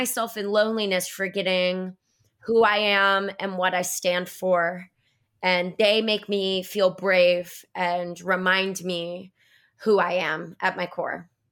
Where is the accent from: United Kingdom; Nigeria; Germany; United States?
United States; Florida; I'm from Florida